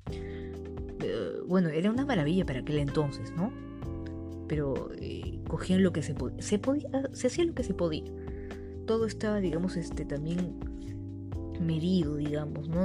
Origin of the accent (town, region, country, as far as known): Peru